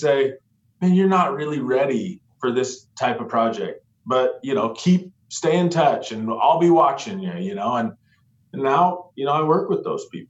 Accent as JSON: {"language": "English", "town": "Yakima", "region": "Washington", "country": "United States", "moved": "yes", "lives_now": "Seattle, United States", "said": "I'm from Eastern Washington originally. I'm from Yakima, Washington"}